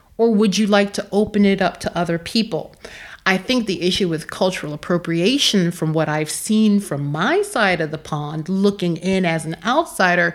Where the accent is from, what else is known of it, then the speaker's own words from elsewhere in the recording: Philadelphia, Pennsylvania, United States; moved away as an adult; now in Prague, Czech Republic; I'm not from the Delta. I'm from Philadelphia